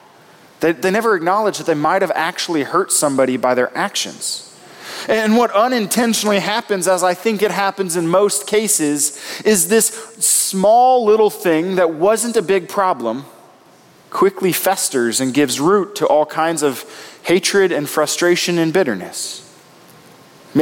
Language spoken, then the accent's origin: English; Nebraska, United States; moved away; I come from Nebraska